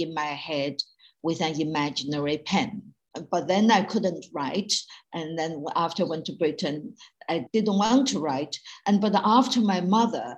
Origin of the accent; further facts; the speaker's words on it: China; moved away as an adult; when I was growing up in Mao's China in the 1950s, 60s, and 70s